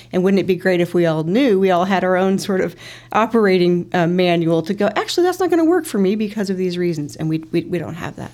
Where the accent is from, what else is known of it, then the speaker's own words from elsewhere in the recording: Peoria, Illinois, United States; I'm originally from Peoria